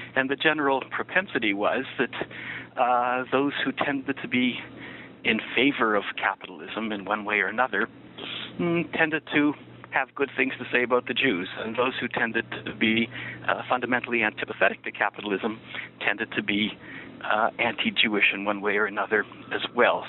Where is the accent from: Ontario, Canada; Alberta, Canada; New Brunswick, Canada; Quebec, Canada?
Ontario, Canada; Niagara Falls; moved away as an adult; also born or lived in Massachusetts, United States / New York, United States / Jerusalem, Israel / Washington, D.C., United States; born in Niagara Falls, Ontario, and that's where I grew up for the first 18 years of my life